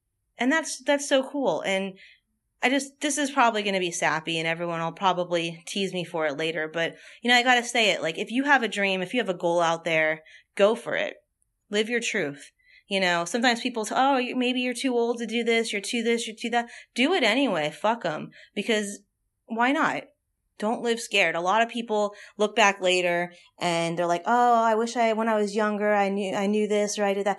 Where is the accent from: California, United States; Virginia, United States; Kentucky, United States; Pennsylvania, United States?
California, United States; Los Angeles; now in New Orleans, United States; I'm from Los Angeles. I live in New Orleans.